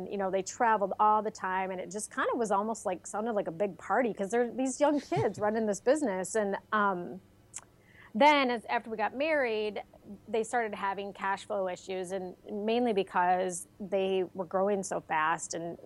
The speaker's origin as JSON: {"language": "English", "region": "Michigan", "country": "United States", "also_born_or_lived": "Colorado", "moved": "yes", "said": "I was from Michigan"}